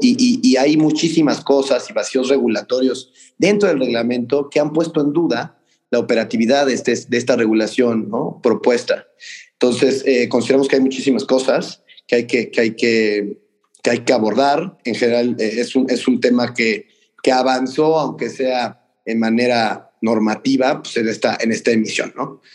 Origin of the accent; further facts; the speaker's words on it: Mexico; nosotros como mexicanos